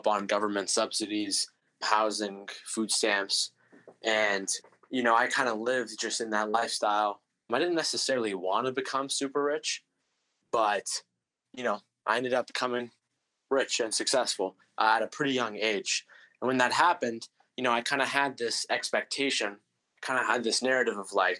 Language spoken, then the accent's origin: English; United States; I was born here in America